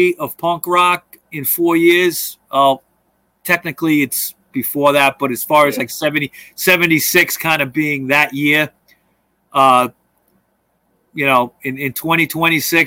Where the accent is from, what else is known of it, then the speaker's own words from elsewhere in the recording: New York, United States; I'm from New York